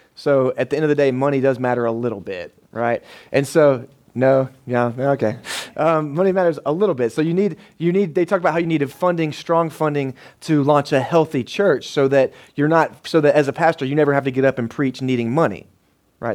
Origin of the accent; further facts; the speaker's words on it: United States; we're an American man